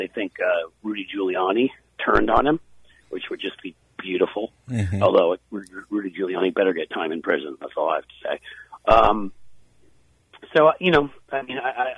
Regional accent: New York, United States; now in Cincinnati, United States; I grew up in New York

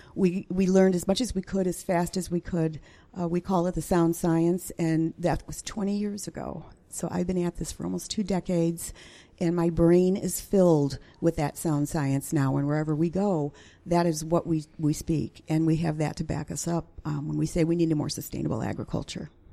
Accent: Chicago, Illinois, United States; moved away as an adult; now in Central Illinois, United States; I'm a, a city suburban girl, born and born and raised in the Chicago metropolitan area

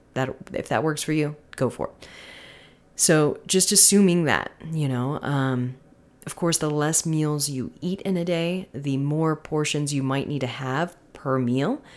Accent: Florida, United States; moved away; I am from Florida.

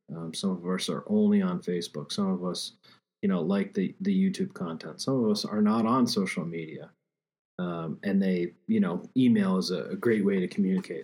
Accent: Pennsylvania, United States; my home state of Pennsylvania

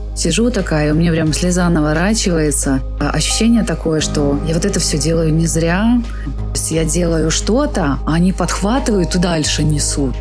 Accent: Gomel, Gomel Region, Belarus; moved away as an adult; also born or lived in Switzerland; родилась я в Гомеле, родилась я в Беларуси.

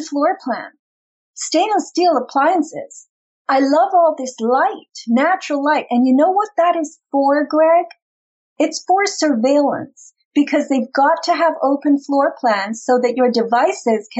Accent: East Coast, United States; moved away; I come from the East Coast

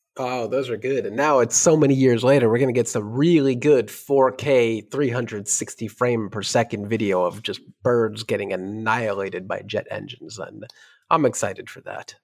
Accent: New York, United States; as a New Yorker

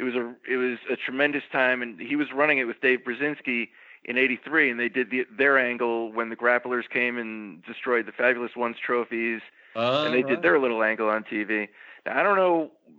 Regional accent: Florida, United States; also born or lived in New Jersey; But I'm from New Jersey originally. I moved to Florida

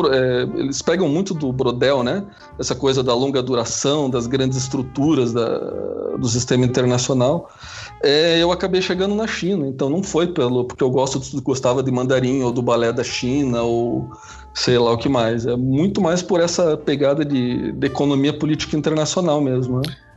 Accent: Curitiba, Paraná, Brazil; pelo sotaque, vocês já vão perceber que eu sou de Curitiba

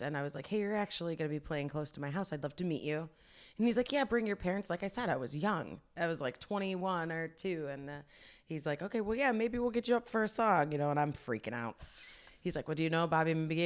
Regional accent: Fairview Park, Ohio, United States; it's a west side suburb of Cleveland, Ohio, uh, Fairview Park

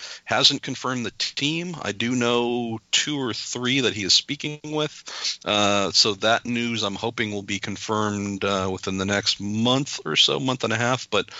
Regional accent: California, United States; I'm from California

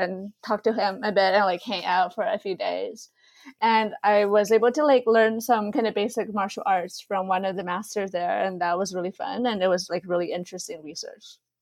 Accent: Sichuan, China; moved away; I'm Sichuanese. I was born in Sichuan

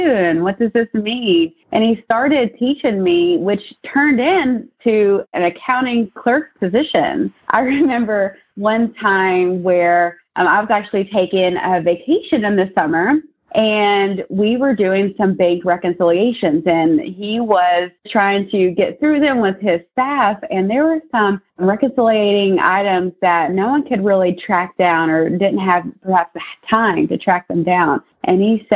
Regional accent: Maysville, Kentucky, United States; also born or lived in Richmond, Kentucky / Lexington, Kentucky; my hometown's actually Maysville, Kentucky, which is about an hour and a half north of here

